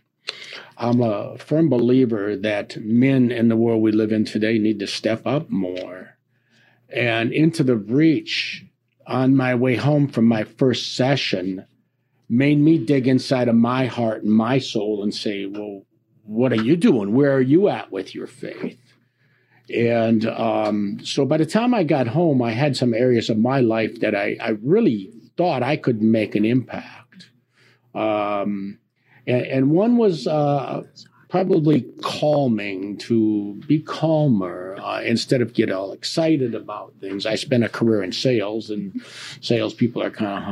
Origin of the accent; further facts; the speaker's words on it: Diocese of Green Bay, Wisconsin, United States; also born or lived in Southeast Ohio / Steubenville, Ohio; now in Niles, United States; Grew up in the Diocese of Green Bay